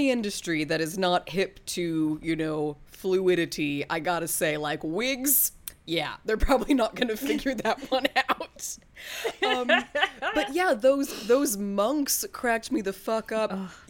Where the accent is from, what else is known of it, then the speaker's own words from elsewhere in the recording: England, United Kingdom; Oh yeah, I I may be a librarian, but I'm also an Englishman